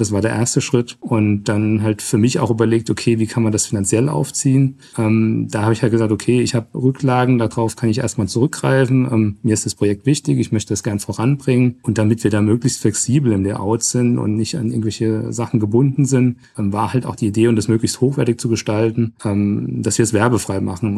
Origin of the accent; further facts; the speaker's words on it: Trebur, Hesse, Germany; Ich bin jetzt schon seit über 20 Jahren in meinem Heimatverein beim TV Trebo im Vorstand aktiv